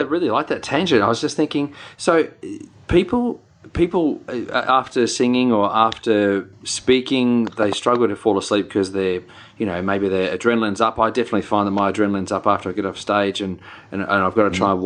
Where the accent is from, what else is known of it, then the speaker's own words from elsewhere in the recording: New Zealand; accent: Kiwi; my Kiwi accent